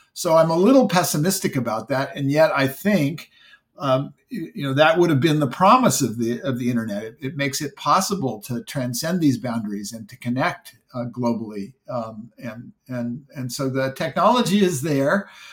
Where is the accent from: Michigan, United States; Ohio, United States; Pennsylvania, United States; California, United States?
California, United States; Silicon Valley; I grew up in Silicon Valley